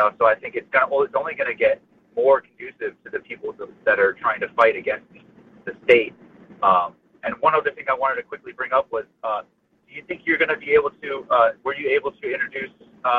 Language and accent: English; Palm Beach County, Florida, United States; This was growing up in Florida, in Palm Beach County